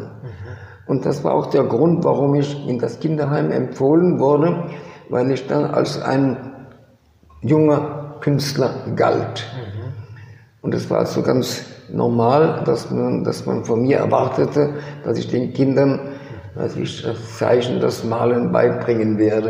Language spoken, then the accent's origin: German; Bourgogne-Franche-Comté, France; also born or lived in Kassel, Germany / Switzerland; now in Paris, France; Und auf alle möglichen komplizierte Wege sind wir dann nach Frankreich geflüchtet. Und dort äh, habe ich meine weitere Kindheit verbracht, bin dort in die Schule gegangen